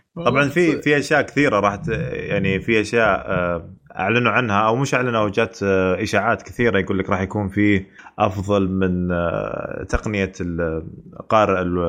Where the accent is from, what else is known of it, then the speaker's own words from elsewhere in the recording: Saudi Arabia; عندنا بالسعوديه